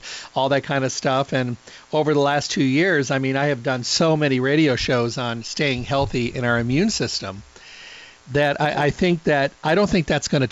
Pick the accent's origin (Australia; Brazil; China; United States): United States; Midwest; I'm from the Midwest